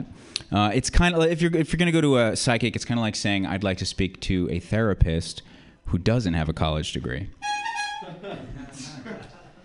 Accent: Colorado, United States; now in San Francisco, United States; I come from Colorado. We invented mass shootings. First school shooting, Columbine, you know. Really religious place, Colorado. I was raised really religious. And then I came here

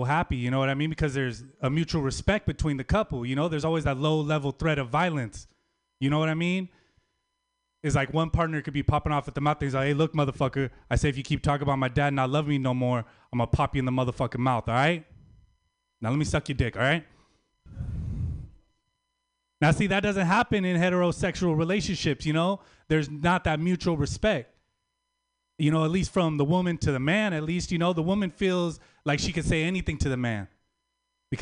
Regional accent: Bakersfield, California, United States; I'm from Bakersfield, California.

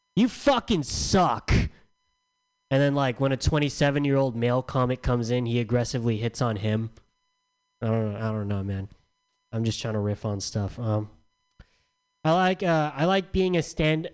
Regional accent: San Diego, California, United States; I'm from San Diego

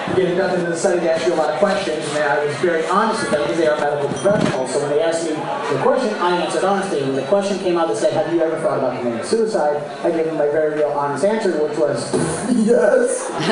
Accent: Boston, Massachusetts, United States; I'm from Boston.

